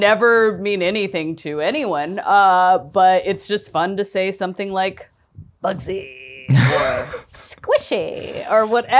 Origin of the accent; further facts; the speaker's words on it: Virginia, United States; I grew up in Northern Virginia.